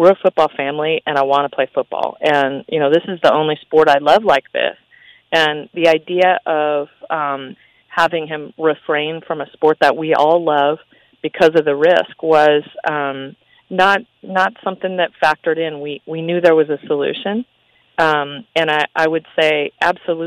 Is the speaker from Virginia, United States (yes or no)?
no; Henderson, Nevada, United States; I grew up in Henderson.